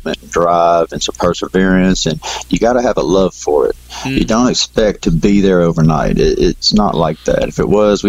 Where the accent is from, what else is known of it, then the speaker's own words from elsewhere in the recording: Belmont, Texas, United States; We're from Texas, Belmont, Texas